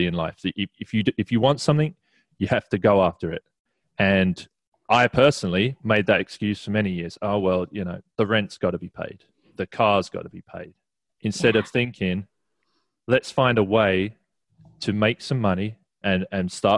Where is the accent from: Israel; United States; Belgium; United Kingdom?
United Kingdom; England; There's a little bit of culture in that too, being English.